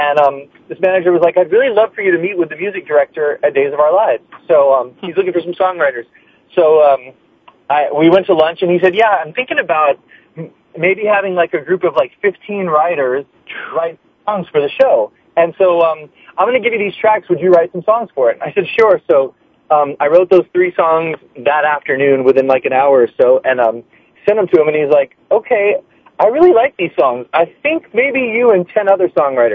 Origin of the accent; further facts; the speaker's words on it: Hawaii, United States; moved away; I'm from Hawaii. I was in Hawaii visiting, staying with my parents